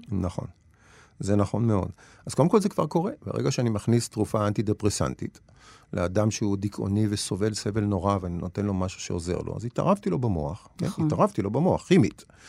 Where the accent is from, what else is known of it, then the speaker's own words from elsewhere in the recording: Nof Yam, Central District, Israel; also born or lived in Ein Karem, Jerusalem; אני גדלתי בנוף ים